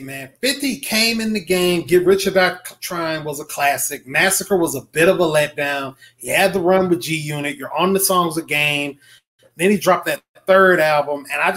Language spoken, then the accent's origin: English; the South, United States; I'm a Southerner